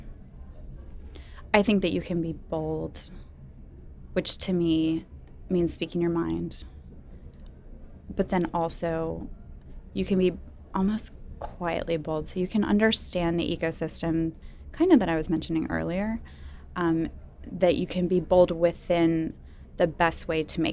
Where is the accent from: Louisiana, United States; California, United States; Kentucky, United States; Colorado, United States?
Louisiana, United States; New Orleans; now in Atlanta, United States; I'm from the South, I'm from New Orleans